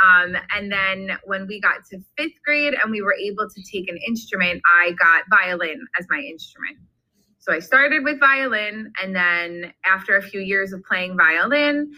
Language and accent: English; Long Island, New York, United States; moved away as an adult; also born or lived in Fredonia, New York; now in New Jersey, United States; I grew up on Long Island